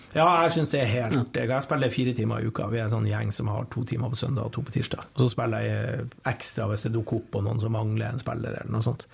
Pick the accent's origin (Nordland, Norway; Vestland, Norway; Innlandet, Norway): Nordland, Norway; Bodø; also born or lived in Lofoten; now in Trondheim, Norway; jeg er nordlending. Sånn ville jeg født i Lofoten, flytta til Bodø to og et halvt år. Men jeg har jo bodd lenger i Trondheim uh, enn jeg har bodd i Bodø.